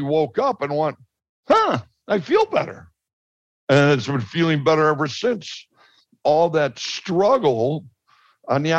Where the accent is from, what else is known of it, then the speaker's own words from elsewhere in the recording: Chicago, Illinois, United States; I'm from Chicago